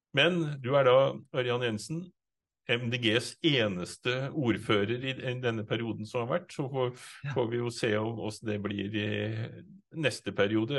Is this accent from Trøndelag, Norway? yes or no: no; Innlandet, Norway; i Innlandet, der vi kommer fra